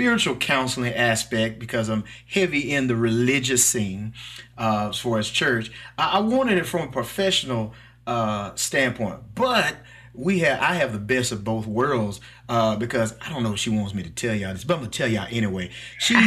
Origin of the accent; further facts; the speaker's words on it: Mississippi, United States; accent: country; I'm from Mississippi. I'm a country boy. So please forgive my little accent